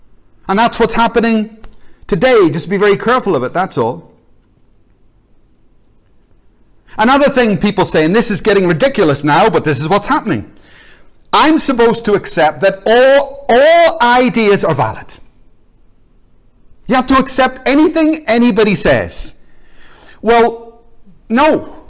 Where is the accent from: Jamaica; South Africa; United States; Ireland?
Ireland; Because I'm Irish. And Ireland was at war with Britain.